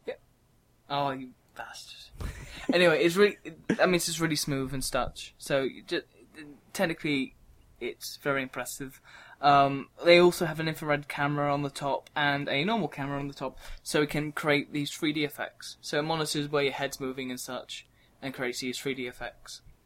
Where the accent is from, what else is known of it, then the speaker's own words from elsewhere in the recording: England, United Kingdom; we're from England, so we have different terminology for it.